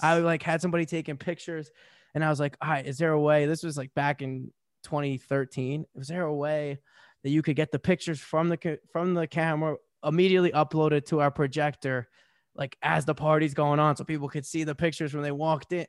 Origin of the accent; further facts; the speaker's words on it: New Jersey, United States; I'm from Jersey. Even in Jersey, we're not this bad.